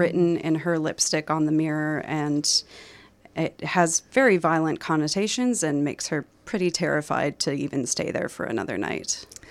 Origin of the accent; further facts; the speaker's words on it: Minnesota, United States; moved away; I did grow up in a small Minnesota community